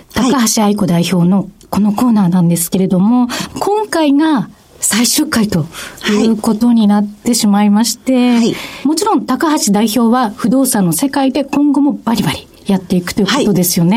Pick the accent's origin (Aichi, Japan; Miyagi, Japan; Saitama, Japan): Saitama, Japan; 私埼玉出身